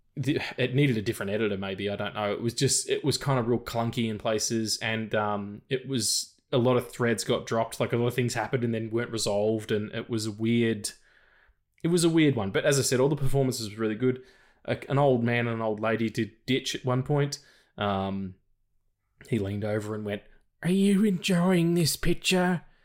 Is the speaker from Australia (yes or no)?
yes; Australia; I'm an Australian dude